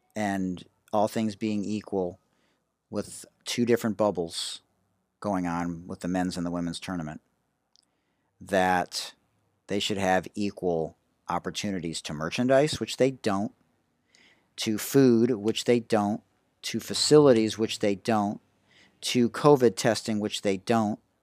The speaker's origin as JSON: {"language": "English", "town": "Detroit", "region": "Michigan", "country": "United States", "moved": "yes", "lives_now": "San Diego, United States", "said": "I'm from Detroit."}